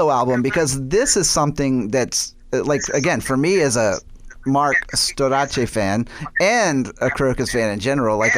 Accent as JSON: {"language": "English", "region": "the South", "country": "United States", "tie": "born or raised there", "said": "I I grew up in the South, you know, so I'm a storyteller."}